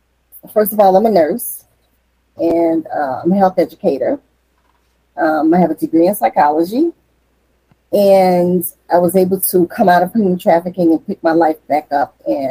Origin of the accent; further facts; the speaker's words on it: New Orleans, Louisiana, United States; moved away as an adult; also born or lived in Florida; I'm from New Orleans, Louisiana, originally.